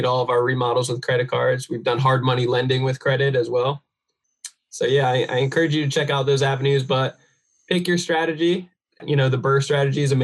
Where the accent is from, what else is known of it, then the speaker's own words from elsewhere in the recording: New Jersey, United States; moved away; I'm from New Jersey originally